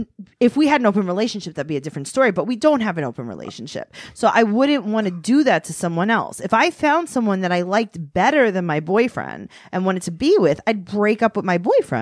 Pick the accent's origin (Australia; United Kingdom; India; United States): United States; New York City, New York; I grew up in Queens.